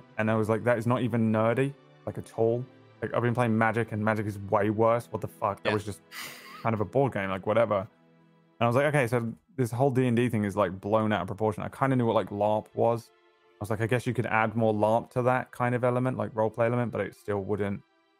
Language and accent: English; England, United Kingdom; accent: English; one town over from where I was born. So we have a kind of similar accent. Like, mm-hmm. obviously, I am English, right? So I have an English accent.